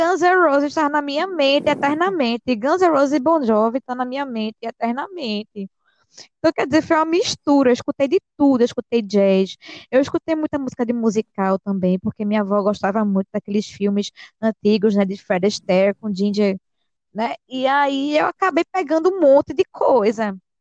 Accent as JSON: {"language": "Portuguese", "town": "Vitória da Conquista", "region": "Bahia", "country": "Brazil", "tie": "born or raised there", "moved": "yes", "said": "eu vim da Bahia, do interior da Bahia, nasci lá, vim para cá, mas nasci lá"}